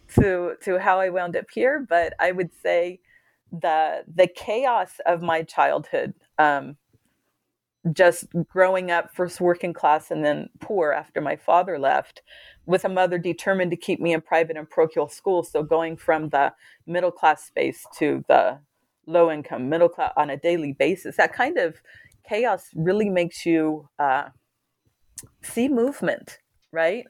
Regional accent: California, United States; moved away; I was from California

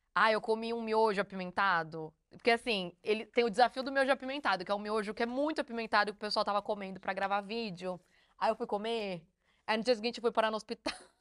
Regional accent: Brazil; now in South Korea; a gente é do Brasil

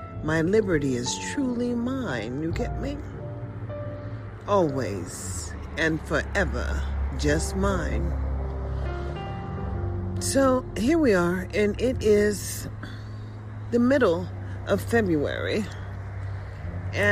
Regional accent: United States; as an American citizen

